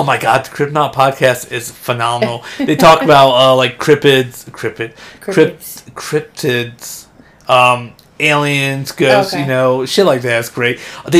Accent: Ohio, United States; moved away; Oh, yeah, I'm from Ohio.

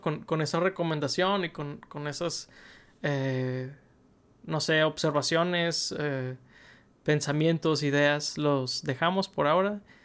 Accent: Mexico; de origen mexicano, igual que un servidor

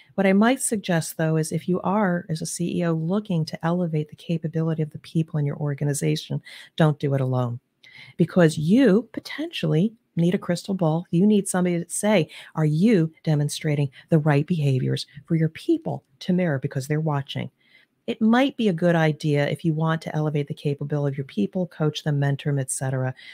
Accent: New Jersey/New York area, East Coast, United States; now in Cincinnati, United States; I'm originally from the East Coast, the New Jersey, New York area.

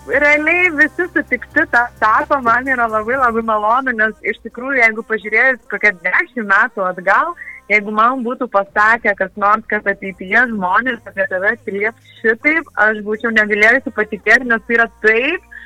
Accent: Lazdijai, Alytus County, Lithuania; born or raised there; moved away

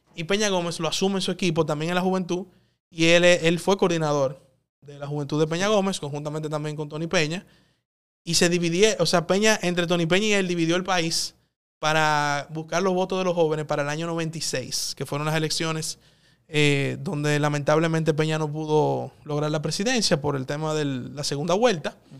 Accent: Santo Domingo, Distrito Nacional, Dominican Republic; also born or lived in São Paulo; vuelvo a Santo Domingo, que quizá no es tan avanzado, pero es mi país, es mi ciudad.

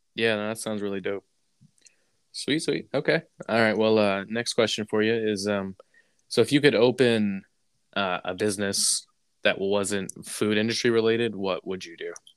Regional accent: Texas, United States; moved away as an adult; also born or lived in New York / Massachusetts; We had something like that in Texas

